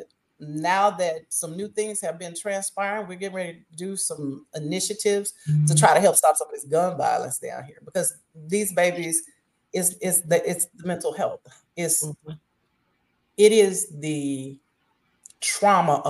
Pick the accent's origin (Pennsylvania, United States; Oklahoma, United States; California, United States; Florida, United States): Oklahoma, United States; moved away as an adult; also born or lived in Paris, Texas / Mississippi; now in Jackson, United States; Now I come from Oklahoma, born and raised in Oklahoma, and we got some stuff in Oklahoma